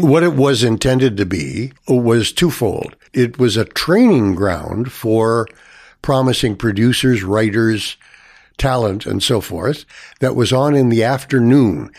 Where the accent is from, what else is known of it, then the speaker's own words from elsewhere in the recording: Toronto, Ontario, Canada; I was born in Toronto here, and first residence was Saint Clement's Avenue, uh, west of Avenue Road, north of Eglinton. Uh, so I, my first school was, uh, was Saint Clement's